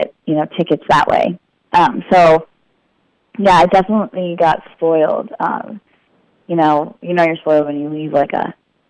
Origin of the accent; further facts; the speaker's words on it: Las Vegas, Nevada, United States; I grew up in Las Vegas